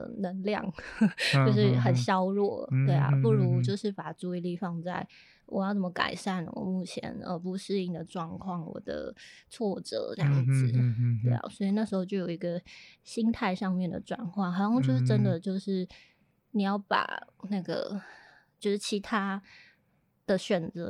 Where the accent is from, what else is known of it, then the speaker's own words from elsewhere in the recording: Hualien, Hualien County, Taiwan; also born or lived in Taipei; 花莲，就是我的家乡了。